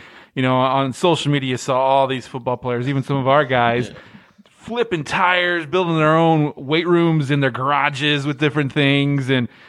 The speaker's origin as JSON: {"language": "English", "region": "Midwest", "country": "United States", "lives_now": "Louisiana, United States", "said": "That's the something I've learned since I moved down here from the Midwest. We don't know how to cook in the Midwest."}